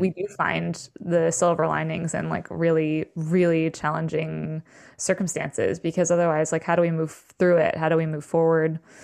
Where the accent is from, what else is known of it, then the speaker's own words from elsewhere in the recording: the Berkshires, Western Massachusetts, United States; also born or lived in New York City / Maine; now in upstate New York, United States; I grew up in the Berkshires in Western Mass